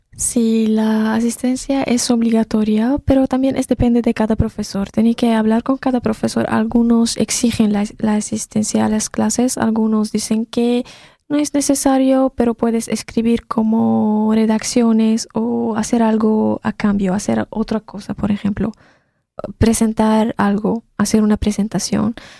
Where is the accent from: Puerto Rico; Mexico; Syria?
Syria; first language Arabic; Spanish is a second language; moved away as an adult; now in Poland; soy de Siria, entonces debido a la guerra en mi país tenía que escapar y venir a Polonia